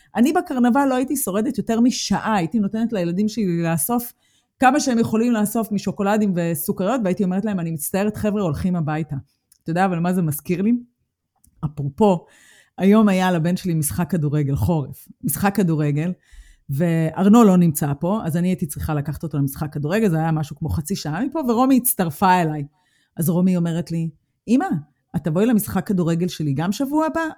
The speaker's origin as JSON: {"language": "Hebrew", "country": "Israel", "moved": "as an adult", "lives_now": "Germany", "said": "אנחנו מגיעות מארץ השמש"}